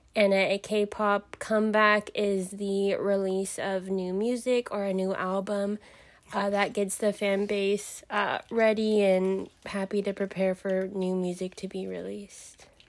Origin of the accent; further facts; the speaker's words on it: Southern California, United States; I'm from Southern California. I grew up in the valley